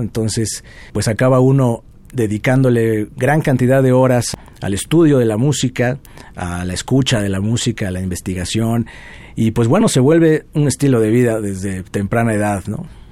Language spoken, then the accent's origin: Spanish; Puebla, Mexico; Nací en Puebla, soy de allá